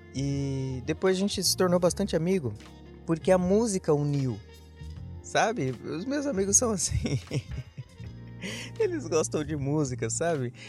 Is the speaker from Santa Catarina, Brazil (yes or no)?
no; São Paulo, Brazil; Nunca tinha via-, nunca, nunca saí de São Paulo. Eu sou de São Paulo.